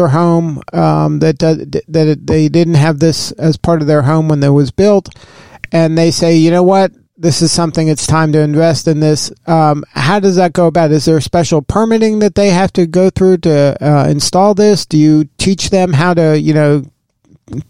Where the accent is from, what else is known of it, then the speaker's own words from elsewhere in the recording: South Florida, United States; I grew up in South Florida